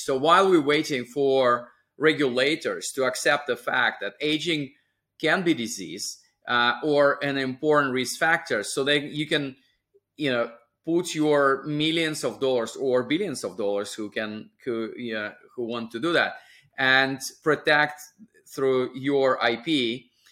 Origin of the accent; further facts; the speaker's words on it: small town on the Sea of Japan, Russian Far East, Russia; moved away; my hometown was within the U S S R in the Far East, uh, just across California through Pacific Ocean